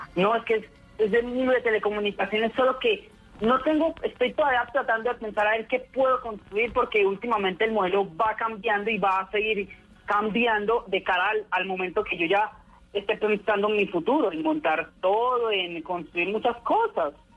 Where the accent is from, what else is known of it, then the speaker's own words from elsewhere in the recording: Armenia, Quindío, Colombia; now in Pereira, Colombia; Yo vivo en Pereira, pero yo nací en Armenia